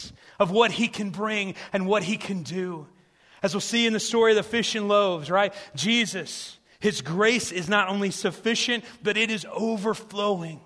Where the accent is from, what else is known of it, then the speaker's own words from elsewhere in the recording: South Central Illinois, United States; I grew up in these small churches in Illinois